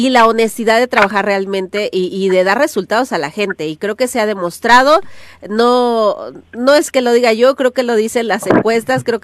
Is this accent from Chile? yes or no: no; Cuernavaca, Morelos, Mexico; yo que soy de Cuernavaca, ojalá y se replicara aquí en Cuernavaca esas buenas noticias.